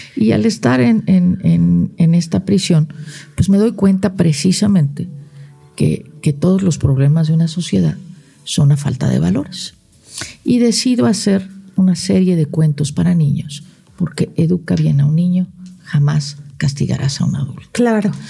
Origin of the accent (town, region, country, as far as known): Morelos, Mexico; also born or lived in Tijuana, Baja California / China